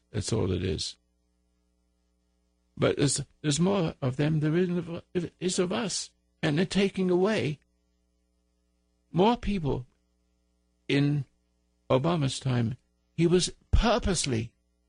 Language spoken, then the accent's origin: English; United States; I'm an American